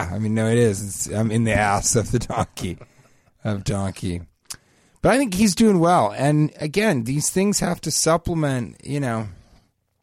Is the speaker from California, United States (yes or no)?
no; Denver, Colorado, United States; growing up in Denver